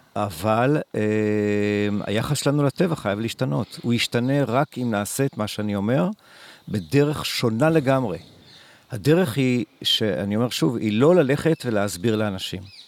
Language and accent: Hebrew; Israel; also born or lived in Kibbutz Dan; כילד בקיבוץ, כילד שהוא לא לומד בכיתה, לומד הכל בחוץ, אה, מסתובב המון בתוך חצר הקיבוץ